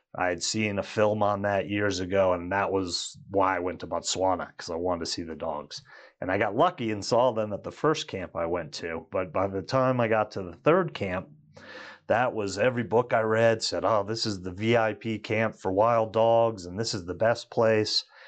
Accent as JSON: {"language": "English", "town": "Washington", "region": "District of Columbia", "country": "United States", "tie": "born or raised there", "moved": "as an adult", "lives_now": "Colorado, United States", "said": "Growing up in Washington, D C area"}